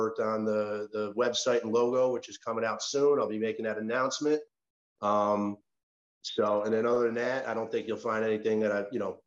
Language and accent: English; Clifton Park, New York, United States; moved away as an adult; now in Florida, United States; I grew up in Clifton Park, New York, middle-class family